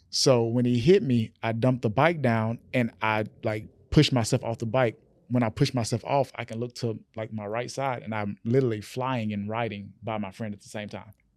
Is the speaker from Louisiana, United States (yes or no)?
yes; Rayville, Louisiana, United States; my small town, um, born in Rayville, Louisiana